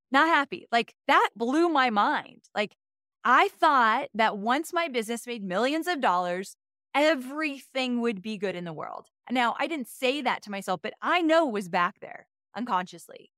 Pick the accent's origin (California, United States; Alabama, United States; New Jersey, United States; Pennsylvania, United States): California, United States; Southern; moved away as an adult; now in Nashville, United States; moved from Southern California, where I was born and raised my whole life, to Nashville a year and a half ago